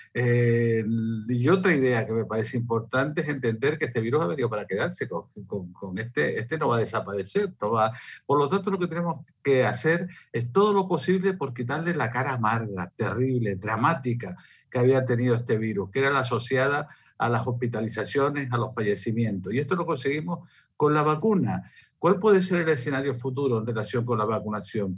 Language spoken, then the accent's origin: Spanish; Spain; en mi país, en España